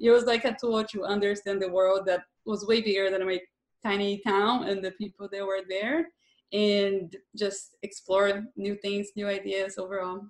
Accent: southern Brazil, Brazil; moved away as an adult; I grew up in Brazil, so I lived there until I was about 25, and I was raised and lived most of my life in a small rural-ish town very Catholic and the south

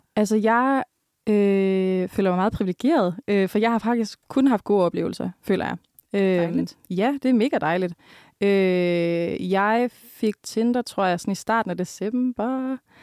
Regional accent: Jutland, Denmark; er du jyde? Og så er jeg sådan, ja

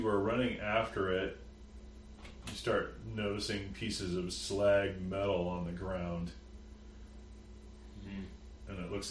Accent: Bay Area, California, United States; I'm from the Bay Area

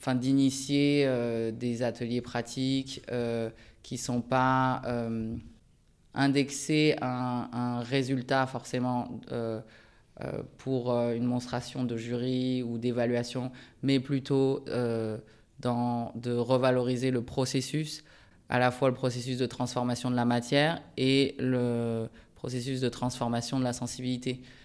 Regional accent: France; also born or lived in Japan; je suis né au Japon et je suis venu vivre en France avec ma famille en 89 à l'âge de 6 ans. en mobilité professionnelle de mon père. Et après, j'ai grandi en France.

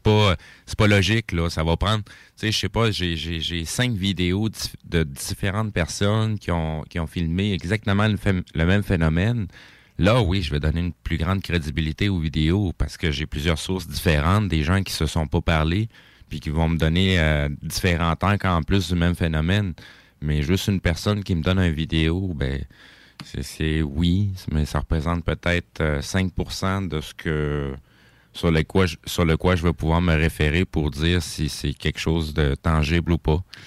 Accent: Quebec, Canada; en tant que Québécois, on, est capable de se sentir Canadien aujourd'hui.

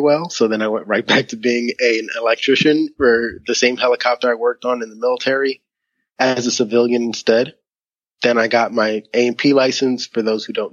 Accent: Philadelphia, Pennsylvania, United States; moved away; I was born and raised in Philadelphia, Pennsylvania, in the United States of America

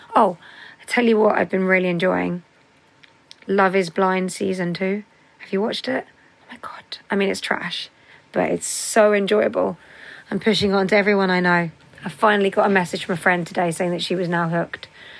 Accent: Sydney, New South Wales, Australia; So like, good day … I'm from Sydney, Australia.

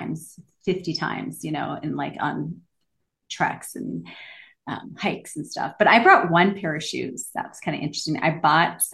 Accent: Minneapolis, Minnesota, United States; moved away; also born or lived in Los Angeles; I grew up in Minneapolis and lived in Los Angeles

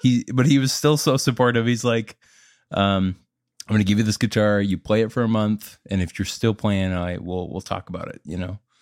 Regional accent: Minnesota, United States; moved away as an adult; now in Nashville, United States; I'm from Minnesota

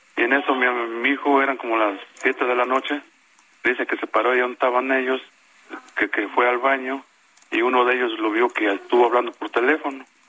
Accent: Colonias, Mexico; moved away as an adult; now in Mexico City, Mexico; yo era antes de las de ahí del pueblo de las colonias y emigré para acá a la Ciudad de México a trabajar

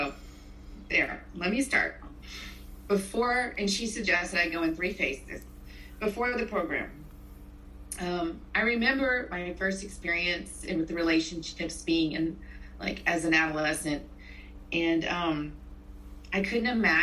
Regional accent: South Louisiana, United States; moved away as an adult; also born or lived in Mobile, Alabama / Northern Virginia / Katy, Texas; I grew up in South Louisiana

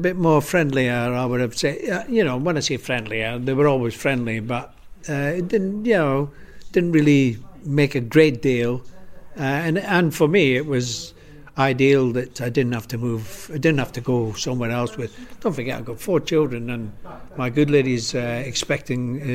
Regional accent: Scotland, United Kingdom; moved away; Being Scottish

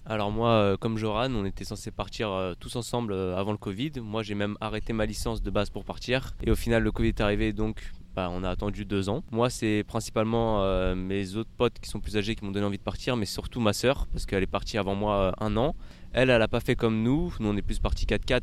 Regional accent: Paris, Île-de-France, France; je viens de Paris

